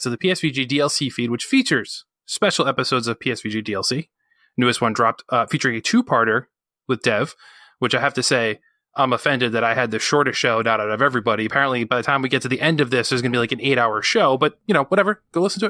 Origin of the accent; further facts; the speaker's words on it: New England, United States; I'm from New England.